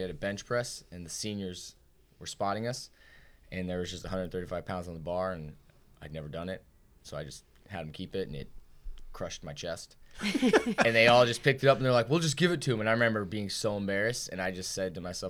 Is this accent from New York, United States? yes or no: no; Indiana, United States; also born or lived in Cleveland, Ohio / Florida; I was born in Cleveland, Ohio, and at one, I moved to Florida. When we were in Florida, we moved a couple times, and then when I was like nine, moved up to Indiana.